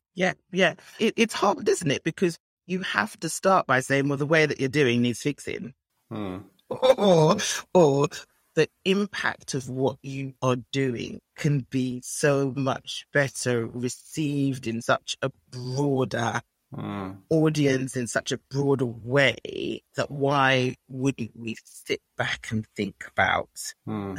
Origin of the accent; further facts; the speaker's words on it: Nigeria; being Nigerian